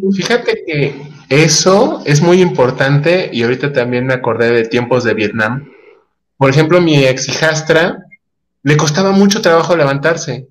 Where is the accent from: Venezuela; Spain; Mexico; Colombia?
Mexico; como mexicanos tenemos